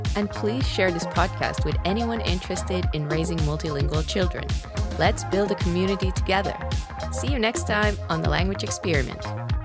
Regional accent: Finland; first language Finnish; English is a second language; moved away as an adult; now in Montreal, Canada; I'm from Finland

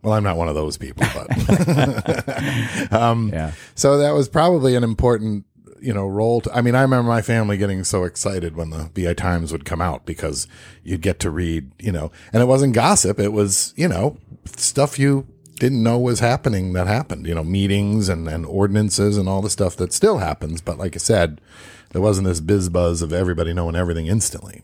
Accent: New York, United States; I grew up in New York

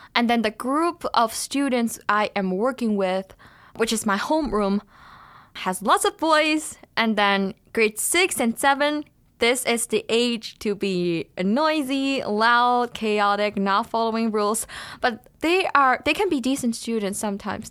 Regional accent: China; now in Thunder Bay, Canada; I come from China

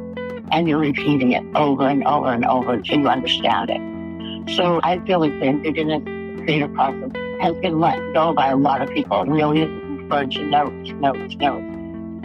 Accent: Albuquerque, New Mexico, United States; We grew up here in Albuquerque

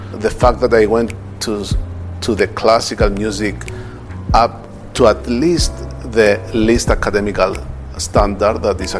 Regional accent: Nicosia, Nicosia District, Cyprus; We were born and raised in Nicosia. Our parents are refugees from different villages. My father from Kythria and my mother from Agios Ambrosios of Kerinia.

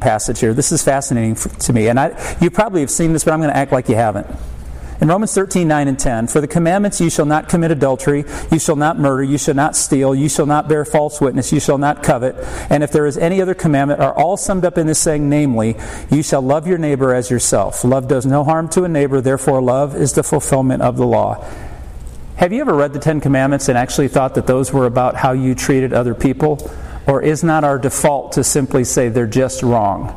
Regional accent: South Bend, Indiana, United States; I was born and raised in South Bend, Indiana

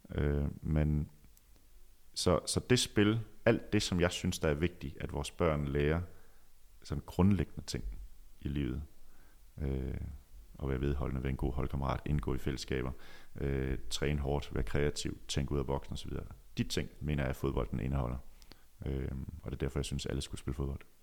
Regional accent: Djursland, Central Denmark Region, Denmark; moved away; min tid på Djursland, hvor jeg voksede op

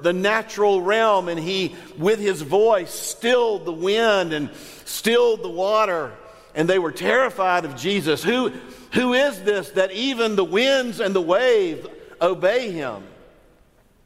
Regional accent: Northwest Florida, United States; I'm from Northwest Florida

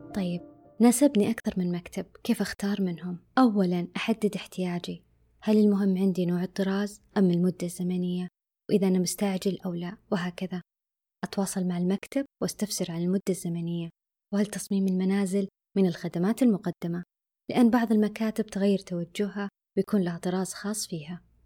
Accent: Saudi Arabia; عندنا بالسعودية

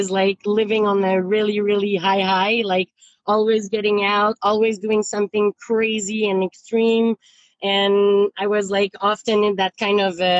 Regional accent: Quebec, Canada; moved away as an adult; now in Vancouver, Canada; I moved out from Quebec out west uh, the very day I finished my college degree.

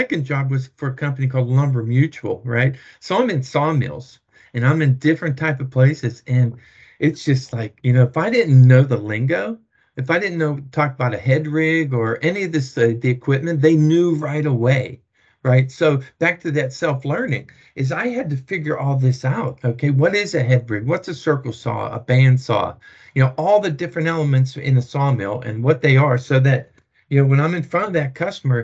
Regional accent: Pittsburgh, Pennsylvania, United States; moved away; I'm from Pittsburgh

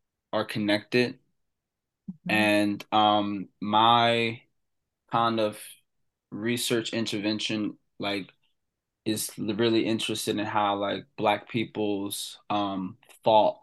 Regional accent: Cecil County, Maryland, United States; Growing up in Cecil County

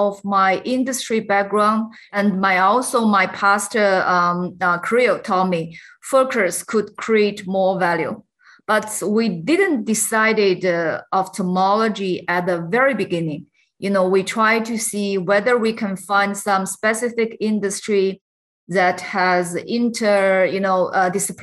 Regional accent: China; I grew up in China, and I think I also get my education in China

